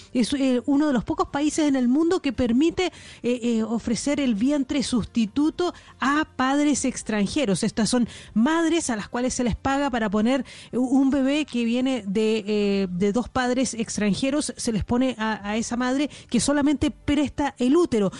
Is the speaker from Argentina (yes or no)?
no; Chile; now in London, United Kingdom; Yo soy chilena también, pues, soy corresponsal aquí en Londres de, Blue Radio